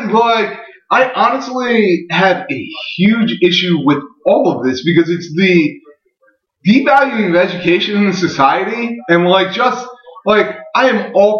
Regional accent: Philadelphia, Pennsylvania, United States; I'm from Philadelphia

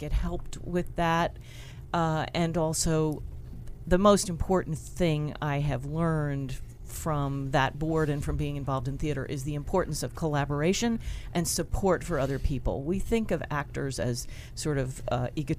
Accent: Philadelphia, Pennsylvania, United States; I'm originally from Philadelphia

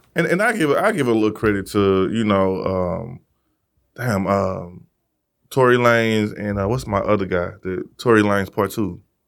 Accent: Missouri, United States; I'm from Missouri

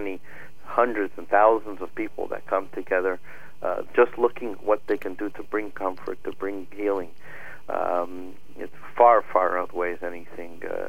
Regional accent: United States; we're Americans

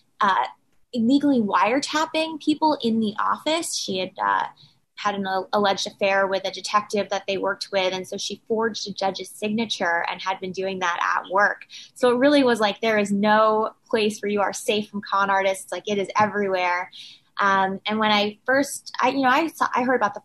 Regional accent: New York City, New York, United States; also born or lived in Washington, D.C.; I was born and raised in New York City

